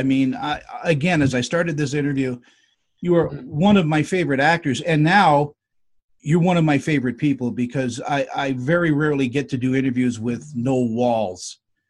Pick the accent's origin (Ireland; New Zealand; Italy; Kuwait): Italy; Tuscany